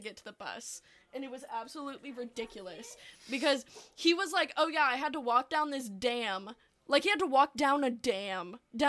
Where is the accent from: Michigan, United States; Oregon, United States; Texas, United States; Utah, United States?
Texas, United States; Austin; I was born in Austin, Texas, Seton Hospital in Austin, Texas.